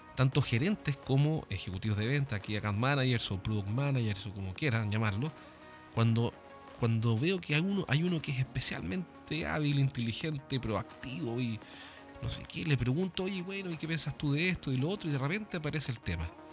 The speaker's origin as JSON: {"language": "Spanish", "country": "Chile", "said": "acá en mi país"}